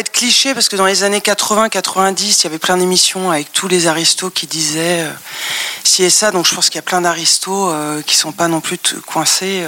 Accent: Paris, Île-de-France, France; j'ai grandi à Paris dans le 16e

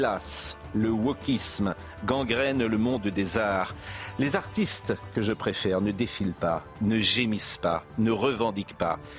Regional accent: Lyon, Auvergne-Rhône-Alpes, France; Non, je ne suis pas né à Lyon, mais j'ai grandi à Lyon.

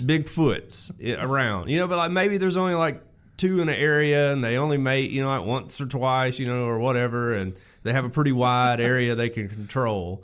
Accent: Alabama, United States; I grew up in Alabama in and around the woods my whole life.

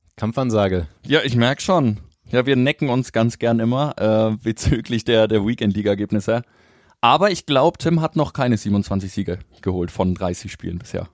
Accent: Bremen, Germany; now in Nuremberg, Germany; ich komme ja persönlich gebürtig aus Bremen, äh, bin dort in der Nähe auch zur Schule gegangen

